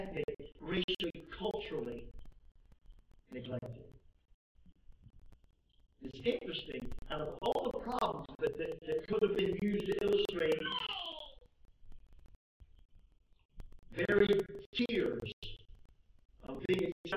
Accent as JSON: {"language": "English", "region": "the South", "country": "United States", "tie": "born or raised there", "said": "I was raised in the South when blacks worshiped with blacks and whites worshiped with whites"}